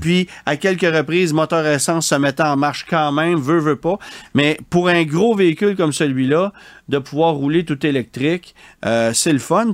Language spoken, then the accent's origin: French; Quebec, Canada; chez nous au Québec